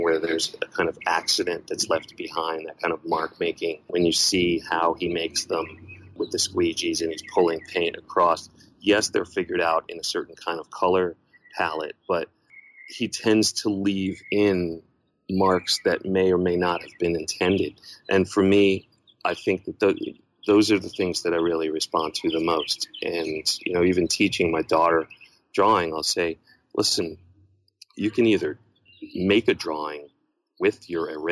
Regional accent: New York, United States; moved away as an adult; And I was born in New York

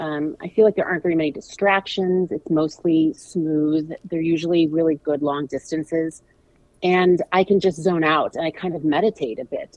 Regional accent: St. Louis, Missouri, United States; I'm from St. Louis.

